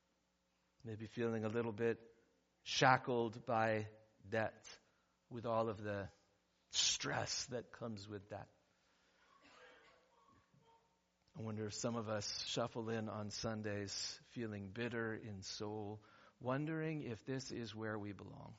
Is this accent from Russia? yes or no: no; San Diego, California, United States; Church I grew up at in San Diego, urban San Diego